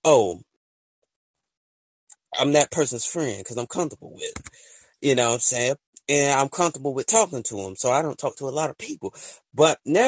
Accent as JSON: {"language": "English", "region": "the South", "country": "United States", "said": "I'm from the South"}